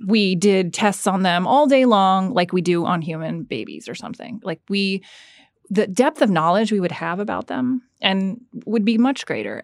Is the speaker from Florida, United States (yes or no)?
yes; Florida, United States; moved away; also born or lived in London, United Kingdom / Georgia, United States; I grew up in Florida